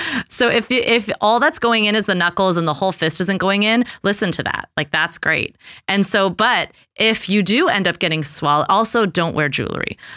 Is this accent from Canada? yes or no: no; Los Angeles, California, United States; I grew up in Los Angeles